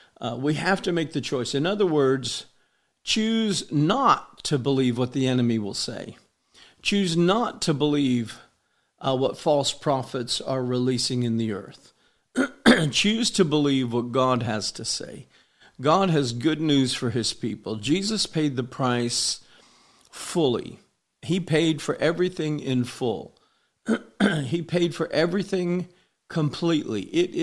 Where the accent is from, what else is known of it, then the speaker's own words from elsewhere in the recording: Homestead, Florida, United States; I grew up in Homestead, Florida. It was a very poor town, and the welfare system was alive and well in Homestead, Florida when we were growing up.